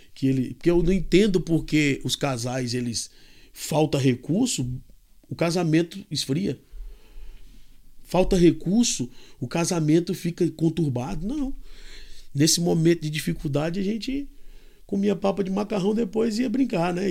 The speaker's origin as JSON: {"language": "Portuguese", "town": "Fortaleza", "region": "Ceará", "country": "Brazil", "tie": "born or raised there", "moved": "as an adult", "lives_now": "Kansas, United States", "said": "eu nasci em Fortaleza, no Ceará"}